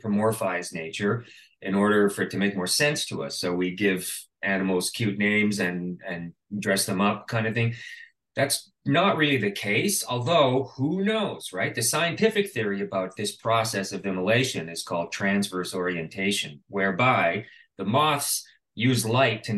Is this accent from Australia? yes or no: no; Canada; being Canadian, I did receive a grant from the Canada Council for the Arts